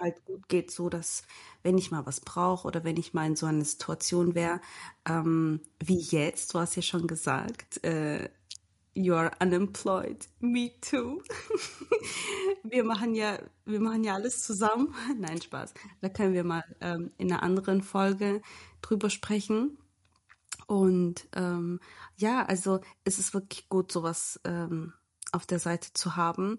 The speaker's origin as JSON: {"language": "German", "country": "Germany", "moved": "as an adult", "lives_now": "Portugal", "said": "ich komme aus Deutschland."}